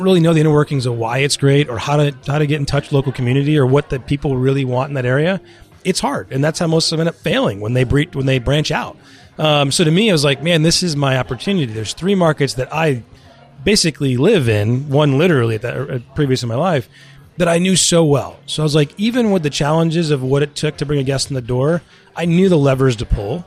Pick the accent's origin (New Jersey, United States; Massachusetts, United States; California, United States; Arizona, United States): Massachusetts, United States; Westborough; also born or lived in London; I grew up in Westboro